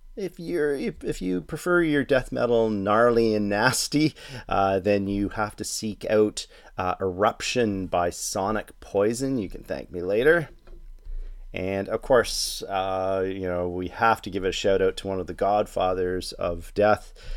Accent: Toronto, Ontario, Canada; my hometown of Toronto

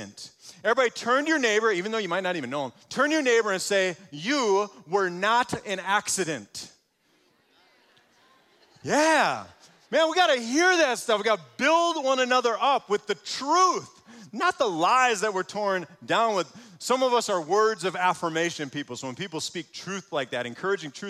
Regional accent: Muskego, Wisconsin, United States; I grew up in Muskego, so just down the road a little ways

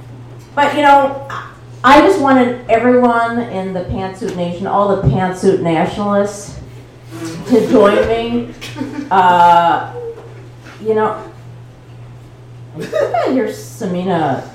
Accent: Maine, United States; I'm sorry. I'm from Maine. I'm so sorry.

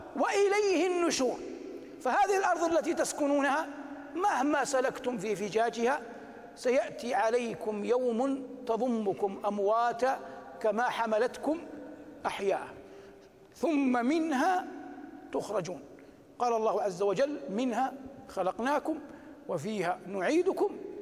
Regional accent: Saudi Arabia; بلادنا المملكة العربية السعودية

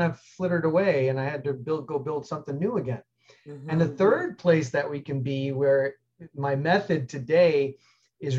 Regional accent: New York City, New York, United States; moved away as an adult; also born or lived in Colorado / Alaska; I grew up like most people did, middle class. I'm from New York City

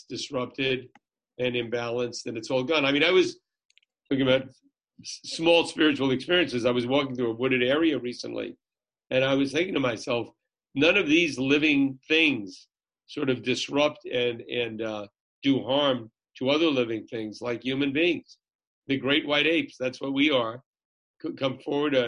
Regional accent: Jersey City, New Jersey, United States; I was born in Jersey City

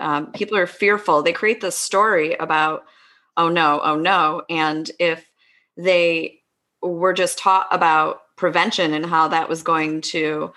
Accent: East Coast, United States; moved away as an adult; now in West Coast, United States; I grew up on the East Coast, lived, you know, first half of my life out there, second half of my life out on the West Coast

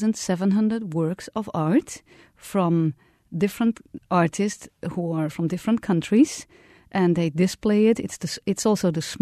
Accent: Netherlands; I grew up in the Netherlands that was part of a European Union.

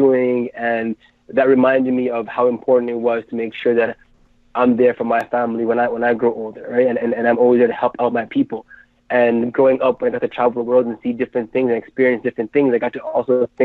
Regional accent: Ottawa, Ontario, Canada; I was born in Ottawa, in Canada

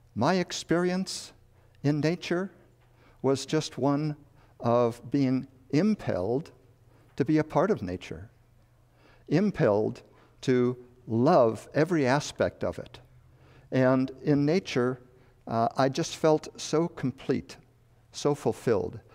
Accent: Chicago, Illinois, United States; born or raised there; moved away; also born or lived in Madison, Wisconsin / the West

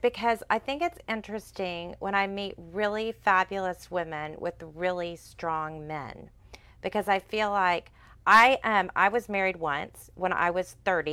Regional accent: Sugar Land, Texas, United States; I'm a Houston girl, but I grew up in Fort Bend County

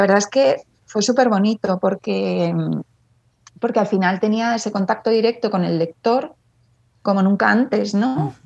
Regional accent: Madrid, Community of Madrid, Spain; also born or lived in Ireland / England / Washington DC; estoy en Madrid y nací en Madrid

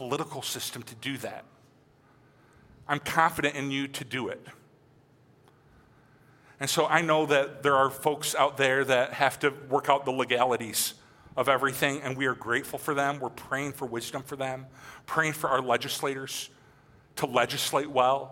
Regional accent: United States; I was born and raised in America, I listened to country music

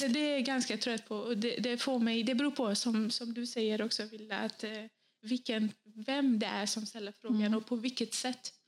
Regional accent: Bosnia & Herzegovina; now in Sweden; i mitt hemland, då, i födelseland Bosnien

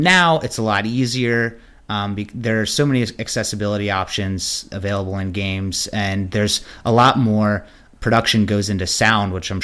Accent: Maryland, United States; I grew up in Maryland

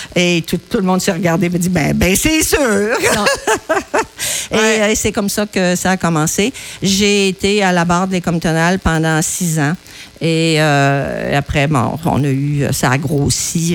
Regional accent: Saint-Pierre-de-la-Rivière-du-Sud, Quebec, Canada; moved away; De Saint-Pierre-de-la-Rivière-du-Sud, près du fleuve. C'est dans le coin, le comté de Montmagny. Je suis née sur une ferme laitière

